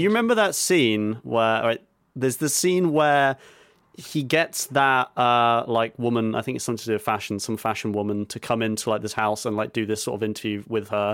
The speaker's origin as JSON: {"language": "English", "country": "United Kingdom"}